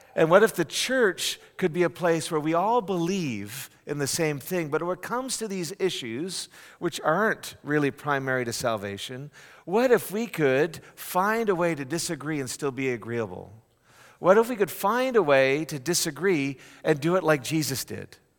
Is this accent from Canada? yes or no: yes; Canada; now in United States; a Canadian born and raised